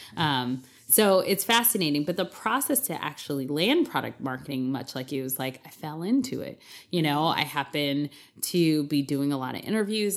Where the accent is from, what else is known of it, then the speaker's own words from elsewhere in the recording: East Coast, United States; I'm from the East Coast